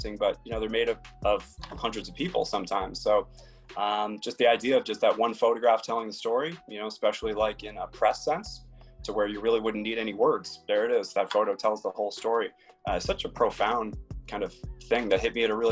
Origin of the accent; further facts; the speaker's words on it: Longmeadow, Massachusetts, United States; also born or lived in Philadelphia / Boston; I'm from Massachusetts, from Longmeadow, Mass.